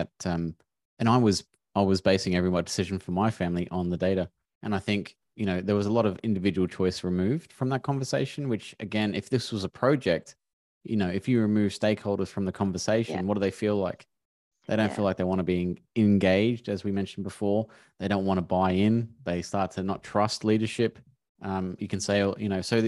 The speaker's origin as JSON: {"language": "English", "town": "Melbourne", "region": "Victoria", "country": "Australia", "said": "I'm from Melbourne"}